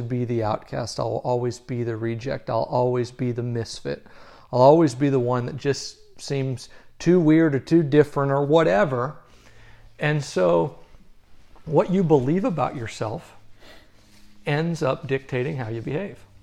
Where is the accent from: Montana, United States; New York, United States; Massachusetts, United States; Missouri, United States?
Missouri, United States; Southern; I grew up in Southern Missouri.